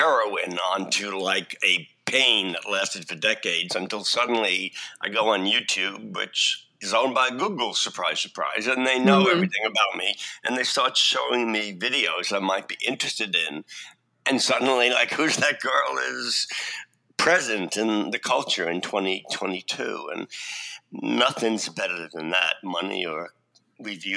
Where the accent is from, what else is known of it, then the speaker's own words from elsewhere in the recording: New York City, New York, United States; also born or lived in Brooklyn; I did grow up in Staten Island